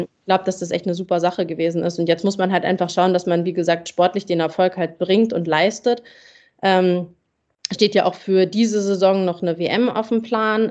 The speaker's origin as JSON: {"language": "German", "country": "Germany", "said": "für uns als Deutsche"}